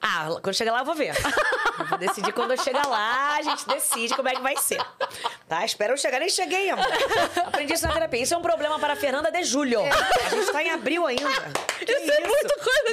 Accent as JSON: {"language": "Portuguese", "region": "Rio de Janeiro", "country": "Brazil", "tie": "born or raised there", "also_born_or_lived": "Barra da Tijuca, Rio de Janeiro", "said": "Eu nasci em Jacarepaguá, no Rio de Janeiro. Morei lá até meus 12 anos"}